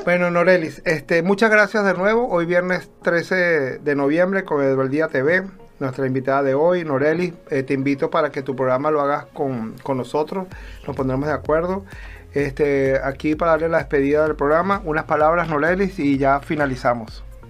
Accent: Venezuela; moved away; somos venezolanos, aunque actualmente somos ciudadanos del mundo, ¿no? Estamos regados

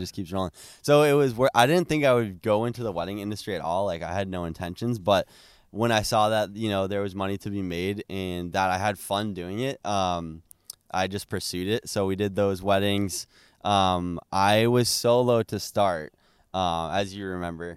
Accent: Plymouth, Massachusetts, United States; we're from Plymouth, Massachusetts

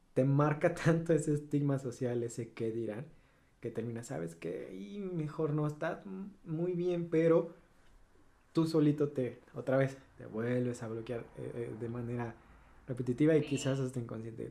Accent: Veracruz, Mexico; Soy de Veracruz

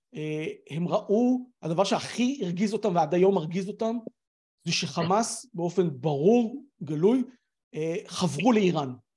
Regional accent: Israel; אנחנו כישראלים

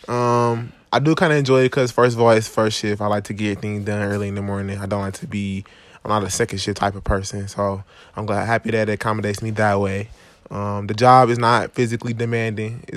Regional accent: Milwaukee, Wisconsin, United States; I'm from Milwaukee, Wisconsin

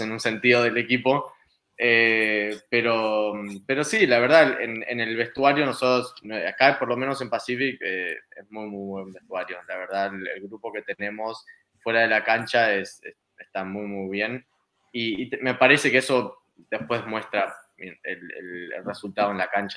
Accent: Argentina; also born or lived in Spain; now in Canada; como argentino

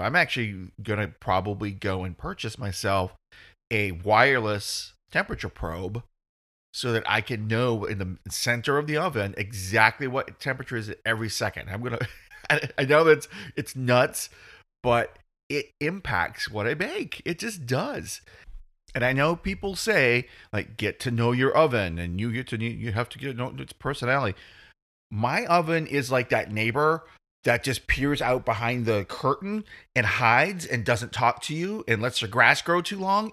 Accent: United States; I'm dumb American

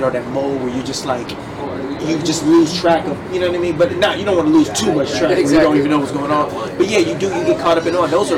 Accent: Richmond, California, United States; I'm from Richmond, California, which is in the Bay Area, Northern California

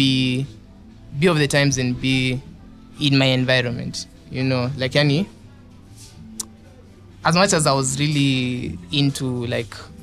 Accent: Eldoret, Rift Valley, Kenya; now in Nairobi, Kenya; I'm from Eldoret

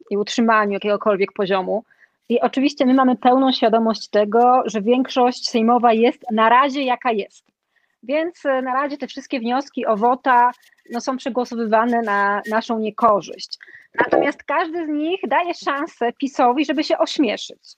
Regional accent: Katowice, Silesian Voivodeship, Poland; Pozdrowienia ja z Katowic.

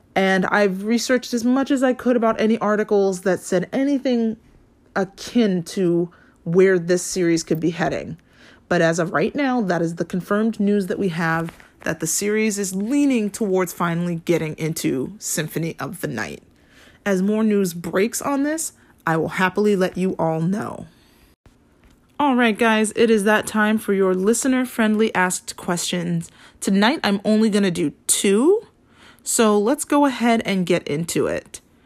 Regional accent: Hawaii, United States; I grew up in Hawaii

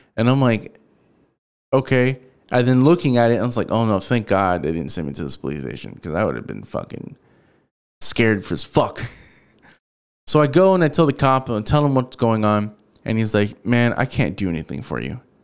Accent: Houston, Texas, United States; I'm from Houston

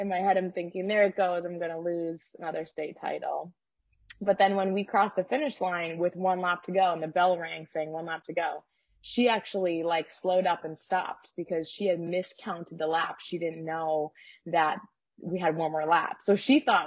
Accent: St. Louis, Missouri, United States; I'm from Missouri

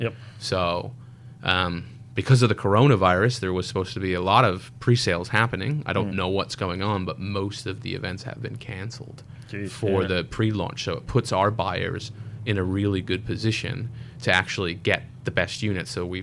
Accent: New York, United States; As a New Yorker, as someone who's done a lot of traveling, I lived in a big, dirty city.

